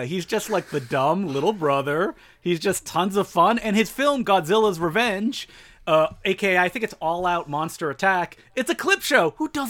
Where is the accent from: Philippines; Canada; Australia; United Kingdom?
Canada; As a Canadian, can't skate.